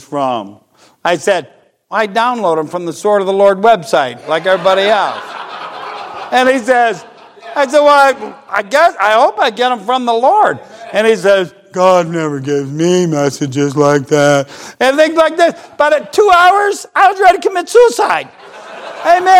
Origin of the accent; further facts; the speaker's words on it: United States; I'm an American